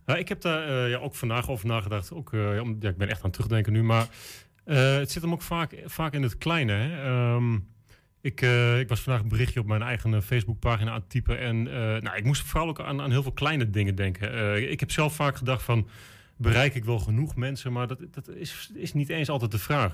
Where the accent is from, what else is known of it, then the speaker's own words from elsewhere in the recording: Enschede, Overijssel, Netherlands; ik ben een Enschedeër